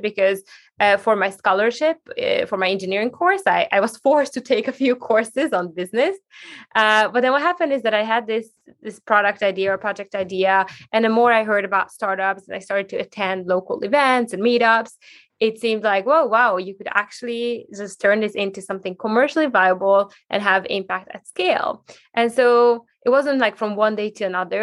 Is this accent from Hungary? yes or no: yes; Hungary; moved away as an adult; now in Sweden; growing up in Hungary